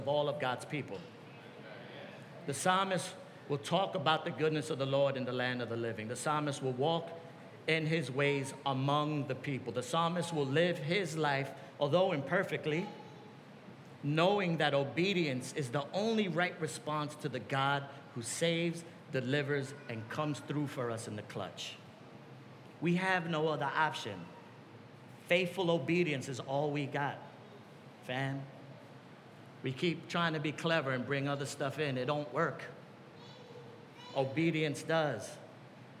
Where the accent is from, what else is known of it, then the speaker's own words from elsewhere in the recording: New York, United States; I come from New York.